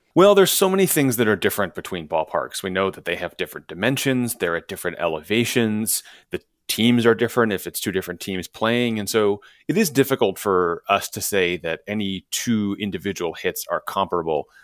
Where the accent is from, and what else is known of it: Chicago, Illinois, United States; born or raised there